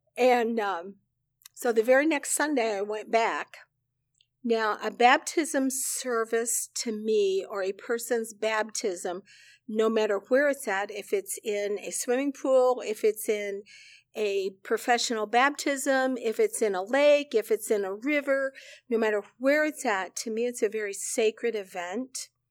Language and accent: English; central Illinois, United States; moved away as an adult; also born or lived in Chicago, Illinois; now in South Carolina, United States; I was born and raised on a farm in central Illinois.